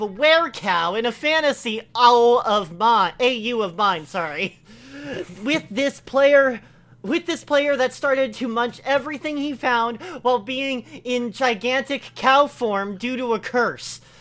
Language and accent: English; Italy; As Italian